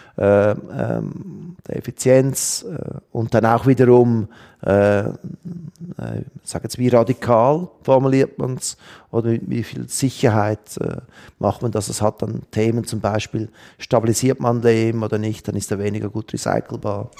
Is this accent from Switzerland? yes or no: yes; Switzerland; bei uns in der Schweiz